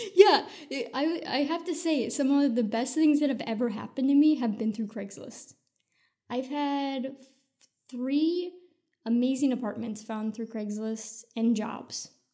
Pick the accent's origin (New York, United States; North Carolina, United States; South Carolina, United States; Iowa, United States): Iowa, United States; Sioux City; moved away; also born or lived in California; I was born and raised in Iowa